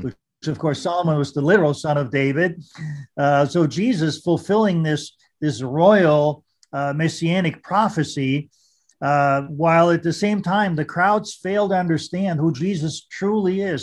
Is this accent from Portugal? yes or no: no; Vienna, Austria; English is a second language; now in United States; growing up in Austria and Vienna and, you know, uh, speaking German